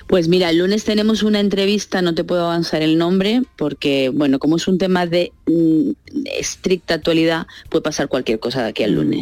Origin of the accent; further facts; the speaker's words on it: Sanlúcar de Barrameda, Andalusia, Spain; yo empecé a trabajar en esto con 14 años en la tele local de mi pueblo